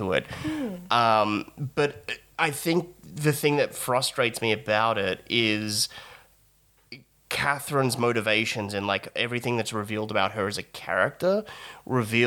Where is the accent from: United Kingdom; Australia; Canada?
Australia; we're Australian